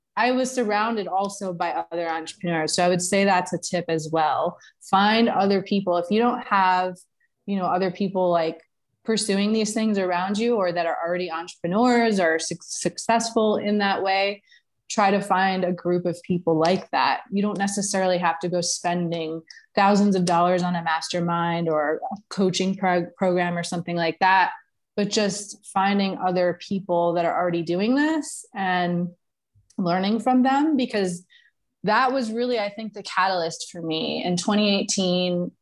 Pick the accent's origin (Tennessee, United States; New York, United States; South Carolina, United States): New York, United States; moved away as an adult; also born or lived in Florida; now in Mexico; I am from originally from New York, um, but I moved from New York when I was about 26 years old to Florida, spent 10 years there